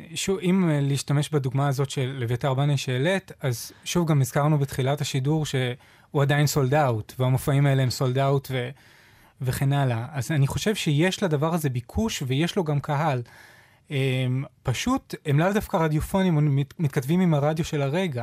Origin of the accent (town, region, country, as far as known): Israel